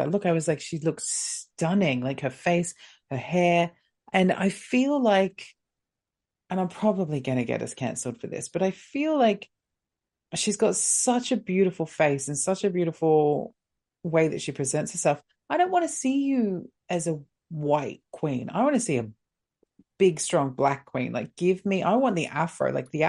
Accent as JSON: {"language": "English", "town": "Long Island", "region": "New York", "country": "United States", "said": "I'm from Long Island, and I'm here for my sister."}